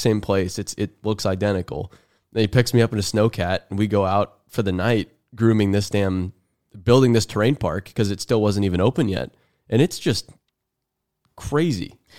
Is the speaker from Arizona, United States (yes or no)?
yes; Arizona, United States; now in Tennessee, United States; I'm from Arizona